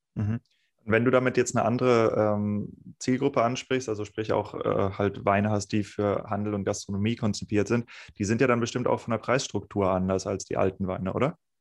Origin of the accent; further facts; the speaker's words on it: Northern Germany, Germany; moved away; also born or lived in Rheingau; ich bin Norddeutscher